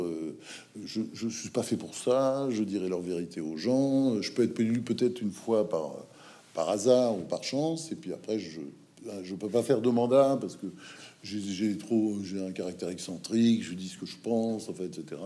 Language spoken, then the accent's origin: French; Normandy, France; moved away as an adult; also born or lived in United States / Provence; quand je suis monté de ma Normandie